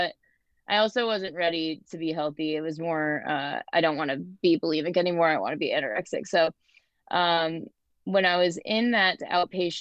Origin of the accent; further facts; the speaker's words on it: Ellington, Connecticut, United States; now in Asheville, United States; I grew up in Ellington, Connecticut. Okay. Currently live in North Carolina, Asheville.